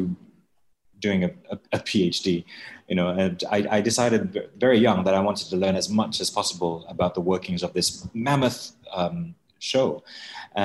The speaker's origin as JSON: {"language": "English", "country": "Malaysia", "moved": "yes", "said": "as a Malaysian"}